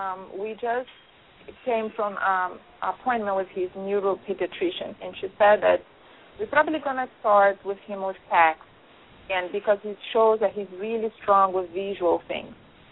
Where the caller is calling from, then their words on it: New Jersey, United States; I'm calling from New Jersey, and it's storming like crazy